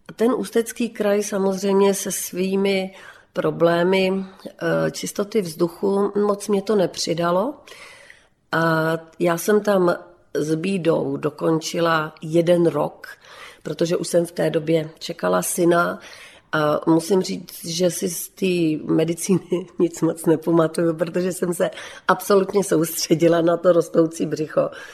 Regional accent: Bohemia, Czechia; tady u nás v Čechách

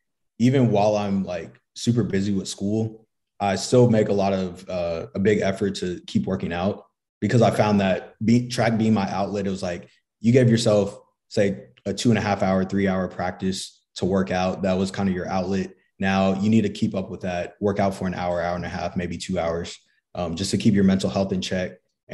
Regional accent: Flower Mound, Texas, United States; moved away as an adult; now in San Antonio, United States; I'm from the Dallas area. Okay. Flower Mound, Texas. Now I'm in San Antonio.

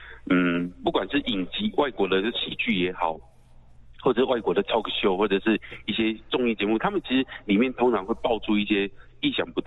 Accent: Taiwan; accent: Taiwanese Mandarin; 啊，但是它是因为我们台湾国语哦，有时候会念错嘛

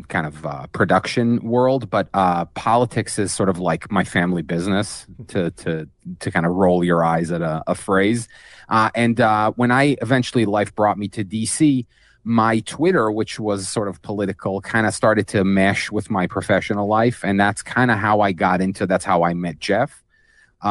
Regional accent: Jerusalem, Jerusalem District, Israel; I grew up in Israel, and not just in Israel, specifically in Jerusalem

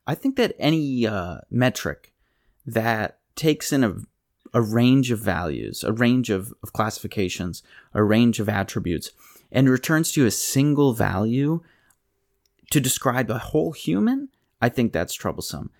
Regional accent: Pennsylvania, United States; I grew up in Pennsylvania

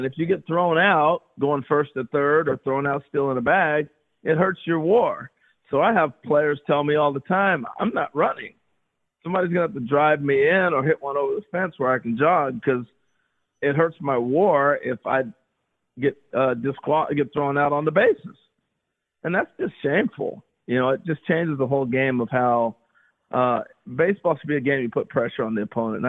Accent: Pacific Northwest, United States; that was home for me because I grew up in the Northwest. I grew up about 3 hours away.

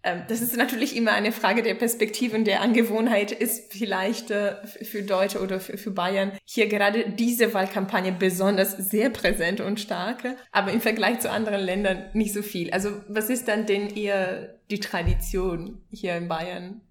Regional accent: Italy; now in Munich, Germany; ich bin aus Italien

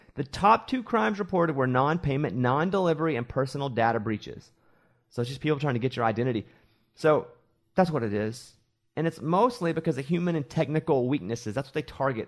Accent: Arkansas, United States; moved away; I grew up in Arkansas

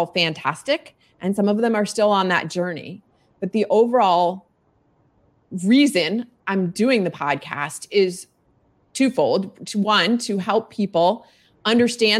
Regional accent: Virginia, United States; also born or lived in South Florida; I am a Virginian. I'm in Northern Virginia outside of DC metro

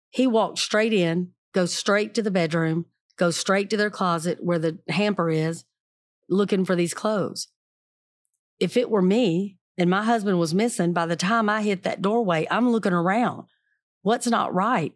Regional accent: the South, United States; I'm from the South

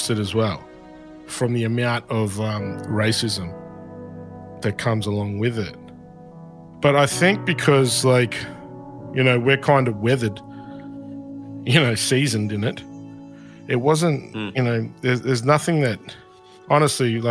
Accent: Shepparton, Victoria, Australia; when I was a kid growing up in Shepparton

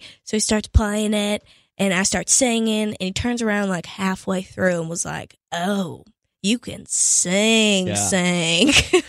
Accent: Pittsburgh, Pennsylvania, United States; So I'm originally from Pittsburgh, Pennsylvania.

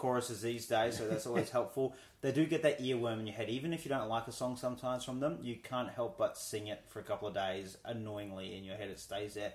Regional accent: Queensland, Australia; Brisbane, Queensland, my home state

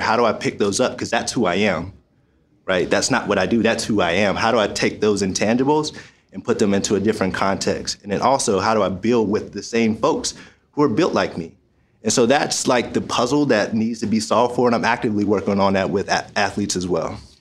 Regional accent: Pittsburgh, Pennsylvania, United States; also born or lived in Michigan; I'm from Pittsburgh, Pennsylvania

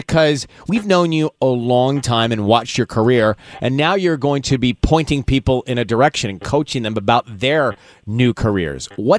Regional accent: Atlanta, Georgia, United States; moved away; where I grew up on the East Coast in Georgia, in Atlanta

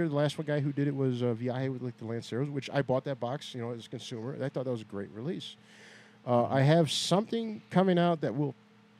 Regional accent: Gary, Indiana, United States; also born or lived in Hebron, Indiana; Northwest Indiana. I was born and raised in Gary. I live in Hebron, Indiana.

